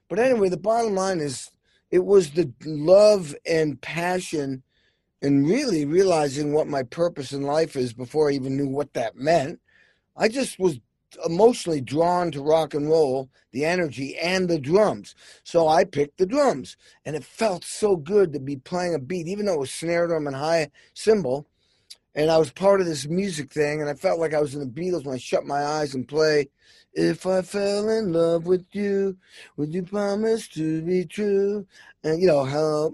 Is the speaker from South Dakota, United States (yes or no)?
no; Massachusetts, United States; I grew up in Massachusetts